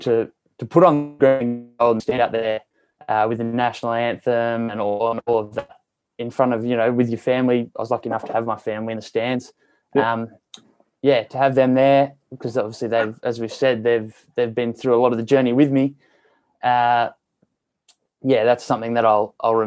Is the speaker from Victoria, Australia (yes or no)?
no; Tamworth, New South Wales, Australia; moved away as an adult; also born or lived in Sydney; now in Perth, Australia; growing up in Tamworth, you know, it was really great.